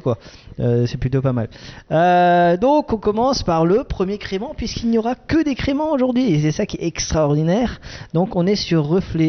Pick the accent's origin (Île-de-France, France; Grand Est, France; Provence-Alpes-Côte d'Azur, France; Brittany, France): Grand Est, France; Alsace; comme je suis un Alsacien